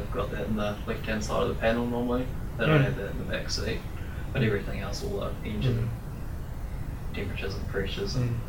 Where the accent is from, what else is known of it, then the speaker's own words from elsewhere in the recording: Masterton, Wellington, New Zealand; I'm from Masterton.